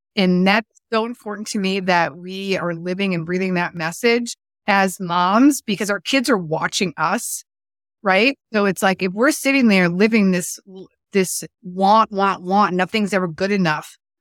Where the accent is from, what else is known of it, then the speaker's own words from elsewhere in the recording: East Coast, United States; moved away as an adult; also born or lived in California; I was living in California, and I was from the East Coast